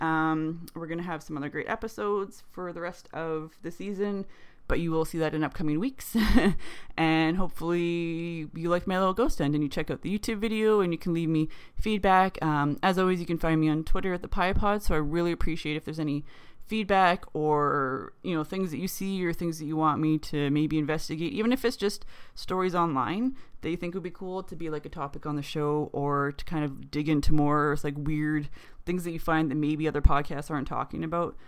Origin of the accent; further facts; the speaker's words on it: Canada; We're Canadian